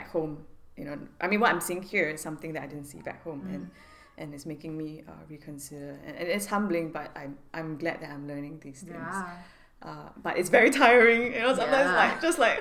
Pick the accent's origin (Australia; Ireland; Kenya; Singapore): Singapore; moved away as an adult; now in Los Angeles, United States; speaking in Singaporean when we get in Singlish when we go home